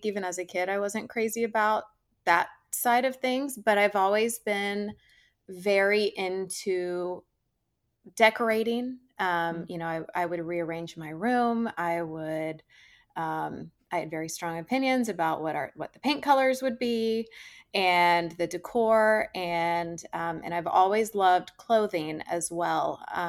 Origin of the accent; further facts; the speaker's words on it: Georgia, United States; So anyway, I grew up in Georgia. I was very outdoorsy, but I was an incredibly big girly girl.